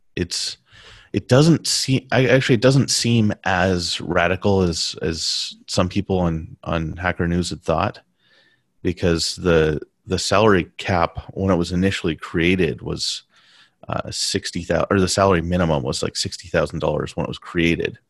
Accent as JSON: {"language": "English", "country": "United States", "also_born_or_lived": "Taiwan / Beijing", "first_language": "English", "moved": "as an adult", "said": "I'm American"}